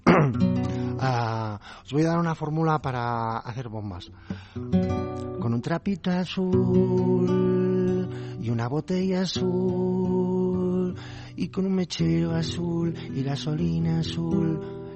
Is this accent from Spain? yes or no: yes; Catalonia, Spain; Yo soy catalán, no, no nacionalista